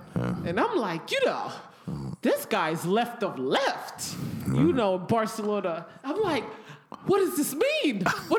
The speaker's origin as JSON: {"language": "English", "country": "United States", "tie": "born or raised there", "said": "growing up as an American with capitalism"}